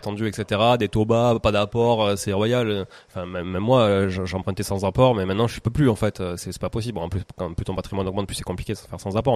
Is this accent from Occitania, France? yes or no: yes; Toulouse, Occitania, France; je, me sentais un peu ambassadeur de la ville de Toulouse à force de dire je viens de Toulouse